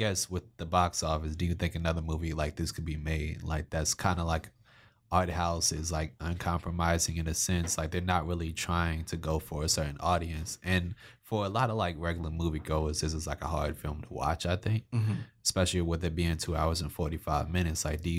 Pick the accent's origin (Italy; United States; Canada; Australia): Canada; I want to have snow because I'm Canadian and I need to feel like part of this world.